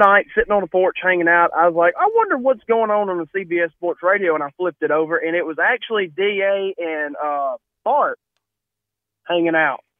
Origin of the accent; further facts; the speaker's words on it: Oxford, Mississippi, United States; I live in Oxford, Mississippi, the home of, unfortunately, the Ole Miss Rebels. I live about 7 minutes from their campus. I've lived here all my life. I'm 28 years old.